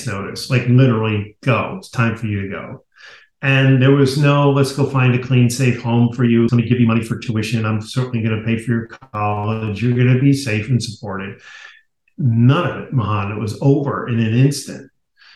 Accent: Garden City, New York, United States; I grew up in Garden City, Long Island, beautiful community

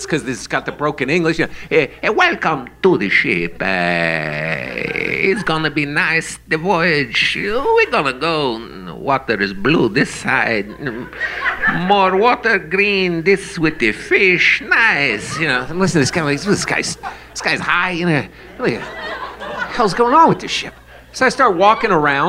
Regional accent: New York, United States; I'm from New York

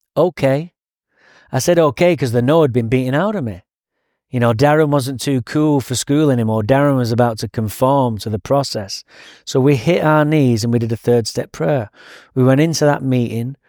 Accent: England, United Kingdom; now in Santa Barbara, United States; Now I'm English

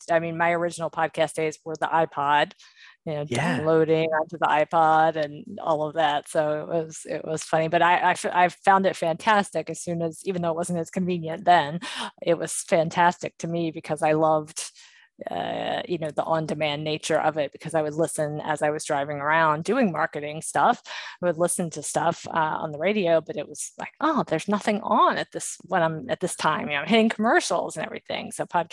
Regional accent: Maryland, United States; I grew up in Maryland, the Maryland, Virginia area. And yeah, all kind of up and down the East Coast in my younger years.

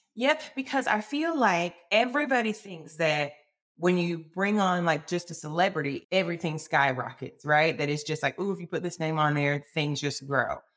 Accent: Alabama, United States; born and raised in Alabama

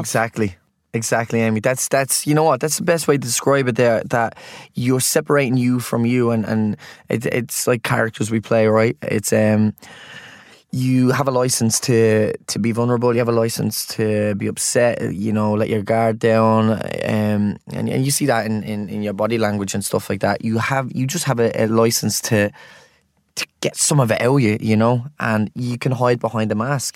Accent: Ireland; as Irish people

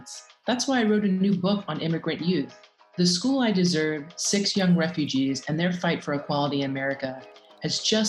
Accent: New York, United States; also born or lived in Bogota, Colombia / Long Island; Though I was raised in New York, I was actually born in Bogota, Colombia

